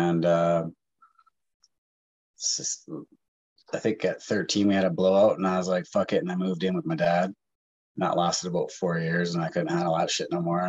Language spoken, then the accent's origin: English; Vancouver, British Columbia, Canada; also born or lived in Montreal, Quebec; I was born in Montreal, raised in Vancouver area.